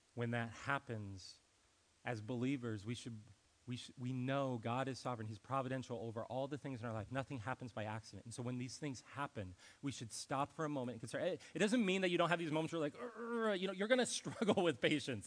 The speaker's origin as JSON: {"language": "English", "region": "Ohio", "country": "United States", "moved": "yes", "said": "I was from Ohio"}